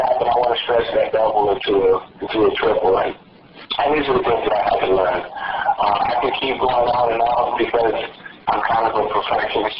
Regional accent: Los Angeles, California, United States; I was born and raised in Los Angeles

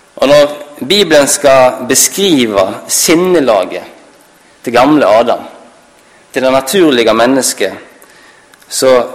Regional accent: Halsnøy, Vestland, Norway; Jeg kommer fra Halsnøy i Sunnhordland

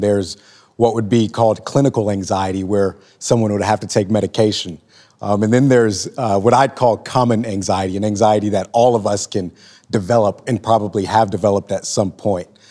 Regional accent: Lawton, Oklahoma, United States; moved away as an adult; also born or lived in Joplin, Missouri; I'm fresh off the proverbial train from my hometown, Lawton, Oklahoma

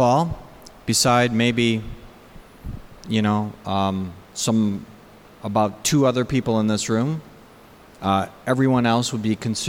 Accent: Saginaw, Michigan, United States; I grew up in Saginaw, Bay City area, which is not only not Detroit, it's also kind of a smaller town-ish, which is kind of an interesting juxtaposition from the fact that my parents were actually raised in Detroit.

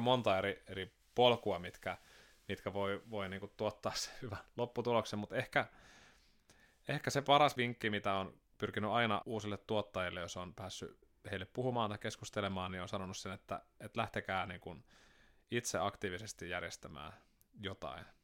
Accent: Sastamala, Pirkanmaa, Finland; also born or lived in Seinäjoki, Finland; now in Turku, Finland; muutettiin sieltä tuonne Sastamalaan, kun mä olin seitsemän

